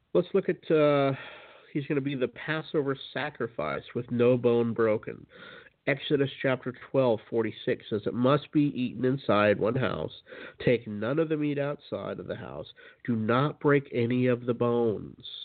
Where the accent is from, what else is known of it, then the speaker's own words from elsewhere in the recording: Utah, United States; I grew up in Utah, which is uh, you know the land of uh, Mormon country